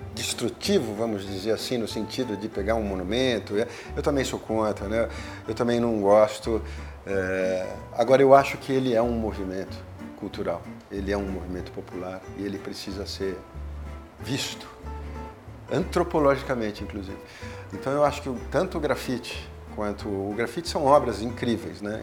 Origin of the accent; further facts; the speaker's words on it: São Paulo, Brazil; eu sou paulistano, paulista da gema